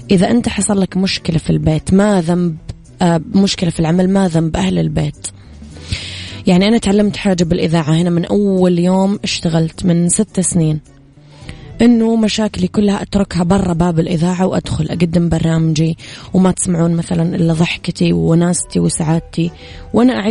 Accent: Najran, Najran Province, Saudi Arabia; العيد المقبل إن شاء الله نبيك تعيدين عندنا بنجران عشان يصير العيد عيدين

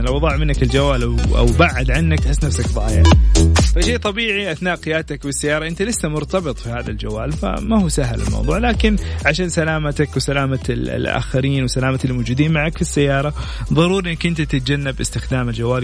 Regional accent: Saudi Arabia; كأول سعودي

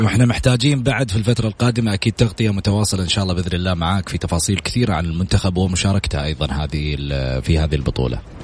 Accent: Saudi Arabia

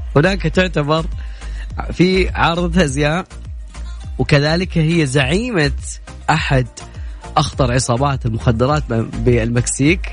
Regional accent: Najd, Saudi Arabia; في عندنا بنجد

